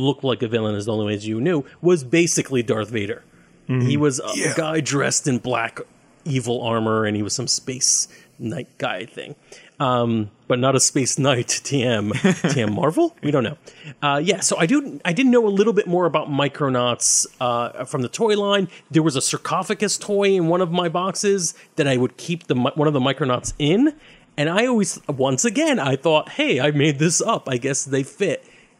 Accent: Brooklyn, New York, United States; I'm from Brooklyn.

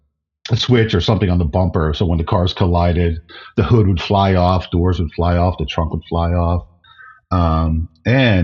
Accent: New Jersey, United States; Where I grew up in New Jersey was just adjacent to the Pine Barrens

